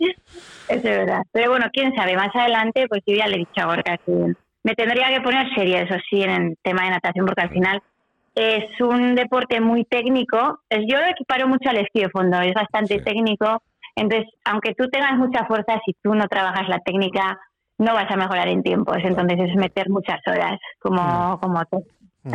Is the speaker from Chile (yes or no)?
no; Pamplona, Navarre, Spain; also born or lived in Ochagavía, Navarre; es de Pamplona, bueno, eso es la que estaba viviendo también en Ochagavía, en el Pirineo Navarro